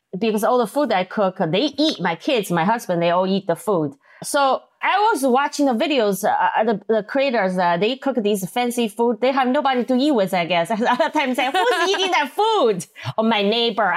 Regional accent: Chengdu, Sichuan, China; English is a second language; moved away as an adult; also born or lived in Minnesota; now in United States; I'm from Sichuan, China, and we eat a lot of spicy food

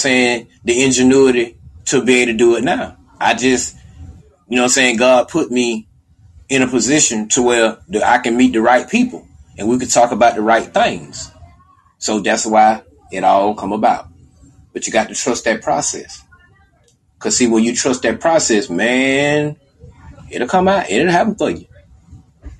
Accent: Albany, Georgia, United States; moved away; Albany, Georgia, my hometown

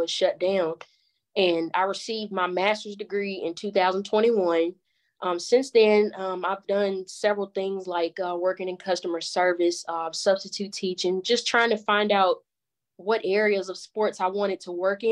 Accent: Danville, Virginia, United States; also born or lived in Radford, Virginia; I'm from Danville, Virginia. I was born and raised there, currently live there now

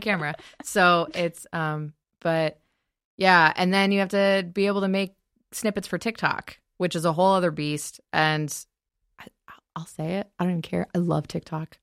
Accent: Michigan, United States; moved away as an adult; now in Los Angeles, United States; I remember growing up in Michigan and I, um, I love LA. I love living here

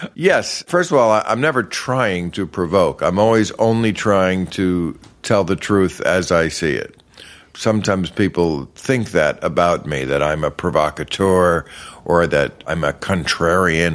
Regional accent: New Jersey, United States; also born or lived in New York City; I grew up across the river in New Jersey.

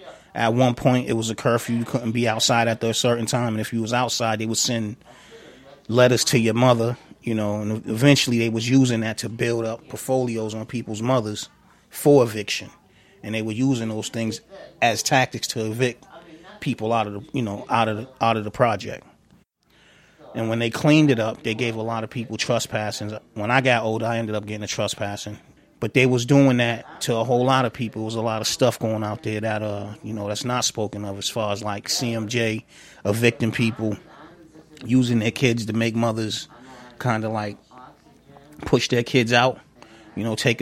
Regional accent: Boston, Massachusetts, United States; I was born and raised in Columbia Point. 1978, I was born out there. I grew up around the time that Columbia Point was transitioning to Harbor Point.

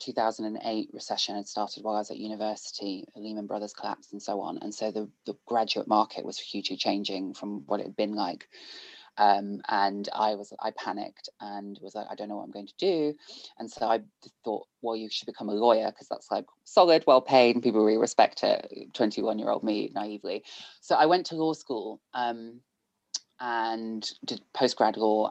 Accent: Bristol, South West England, United Kingdom; I grew up in Bristol. Pretty much my entire life from birth until I went to university

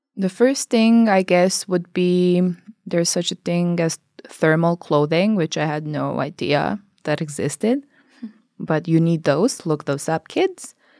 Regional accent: Albania; moved away as an adult; now in Norway; I come from Albania

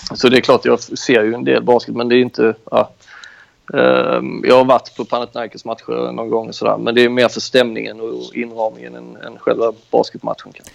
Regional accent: Skåne, Sweden; moved away as an adult; now in Greece; jag är ju också från Skåne

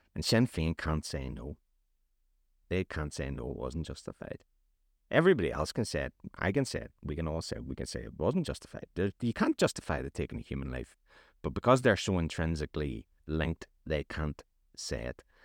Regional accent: Northern Ireland, United Kingdom; I'm from Northern Ireland

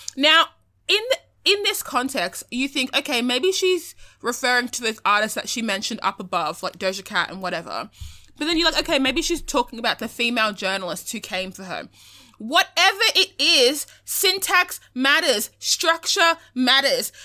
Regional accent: Australia; identify as being Australian

